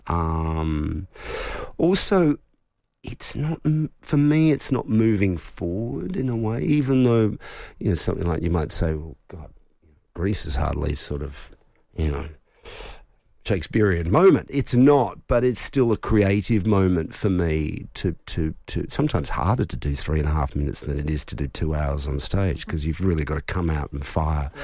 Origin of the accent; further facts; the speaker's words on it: Melbourne, Victoria, Australia; growing up in Melbourne